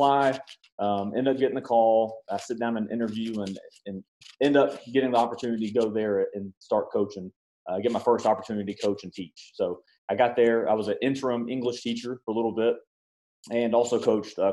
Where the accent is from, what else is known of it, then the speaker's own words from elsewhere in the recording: Nashville, Tennessee, United States; I was born and raised in Nashville, Tennessee